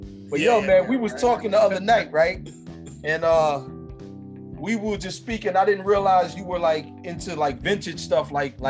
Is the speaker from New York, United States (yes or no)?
yes; New York, United States; being the fact that we're from New York, we're both, you know, we spent a lot of time in New York.